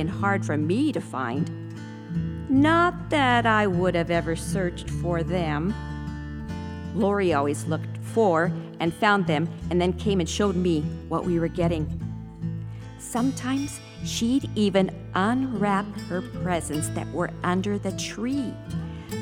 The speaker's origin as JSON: {"language": "English", "town": "Taos", "region": "New Mexico", "country": "United States", "tie": "born or raised there", "also_born_or_lived": "Southern California, United States", "said": "I was born in Southern California. And as my older siblings approached their teen years, my parents decided they didn't want to raise us kids in a big city. So we relocated to my Hispanic mother's much smaller hometown of Taos, New Mexico"}